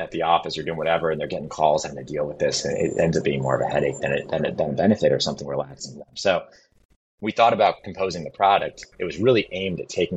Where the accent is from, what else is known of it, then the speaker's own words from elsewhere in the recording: New England, United States; I grew up in New England